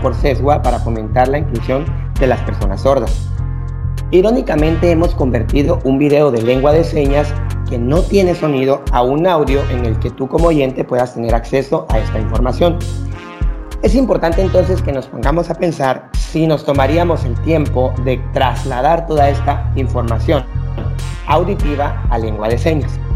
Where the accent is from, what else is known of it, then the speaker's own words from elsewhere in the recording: Guatemala; vamos a empezar como sociedad guatemalteca